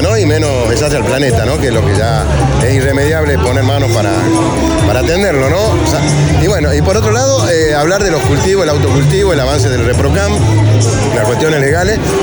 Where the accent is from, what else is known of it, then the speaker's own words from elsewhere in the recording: Salta, Argentina; soy de Salta La Linda